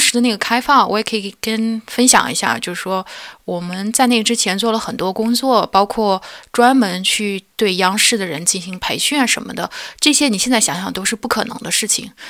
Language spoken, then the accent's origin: Chinese; China; moved away; 我是中国人